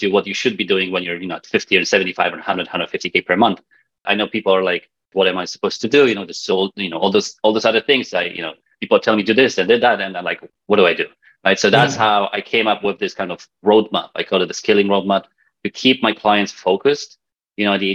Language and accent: English; Poland; accent: Polish; now in Vancouver, Canada; my weird accent comes from the fact that I'm Polish. Polish, I live in Canada, in Vancouver